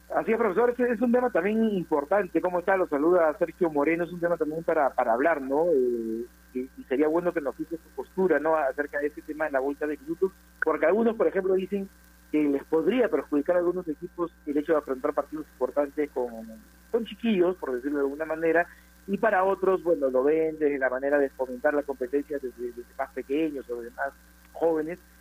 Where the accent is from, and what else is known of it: Peru